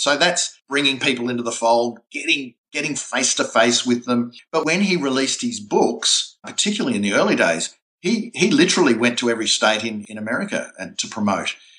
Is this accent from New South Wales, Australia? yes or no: no; Melbourne, Victoria, Australia; my hometown, Melbourne